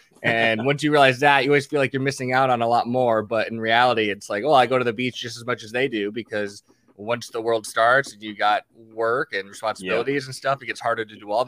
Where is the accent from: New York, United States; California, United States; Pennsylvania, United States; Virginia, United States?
California, United States; born there; now in Phoenix, United States; For the most part, I was born in California, moved out here, went back to California, went to school in Santa Barbara, then moved back out here post-college